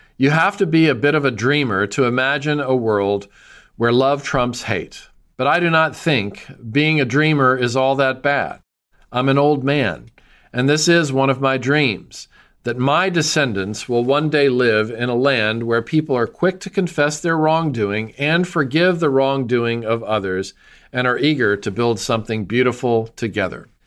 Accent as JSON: {"language": "English", "town": "Nashville", "region": "Tennessee", "country": "United States", "tie": "born or raised there", "said": "my hometown of Nashville"}